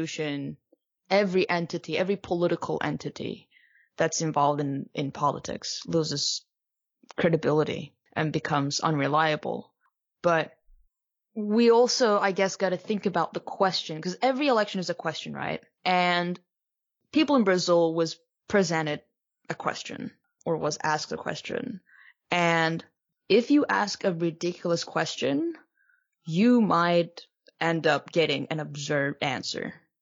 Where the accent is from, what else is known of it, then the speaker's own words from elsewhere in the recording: Turkey; I'm from Turkey and I've lived under the rule of a strongman